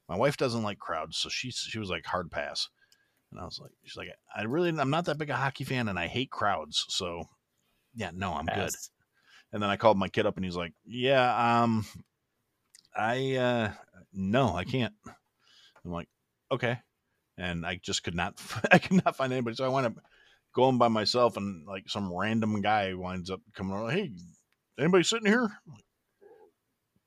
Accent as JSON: {"language": "English", "town": "Kenosha", "region": "Wisconsin", "country": "United States", "tie": "born or raised there", "also_born_or_lived": "Chicago metro area", "said": "I'm originally from Kenosha, which is the place that was in the news a couple of years ago for being on fire."}